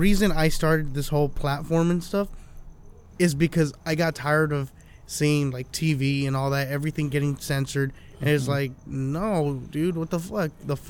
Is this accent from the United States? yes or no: yes; Los Angeles, California, United States; I was born in East LA.